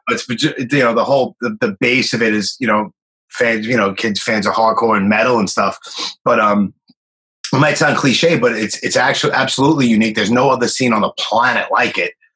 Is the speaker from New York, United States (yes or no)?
yes; New York, United States; also born or lived in Miami; born and raised in Brooklyn